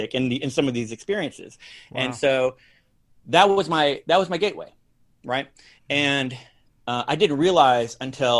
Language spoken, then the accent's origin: English; Iowa, United States; moved away as an adult; also born or lived in Miami, Florida / Atlanta; now in Greenville, United States; I'm from Iowa